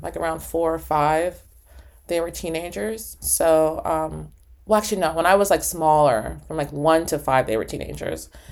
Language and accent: English; New York City, New York, United States; moved away as an adult; also born or lived in New Haven, Connecticut; now in Upstate New York, United States; I grew up in Harlem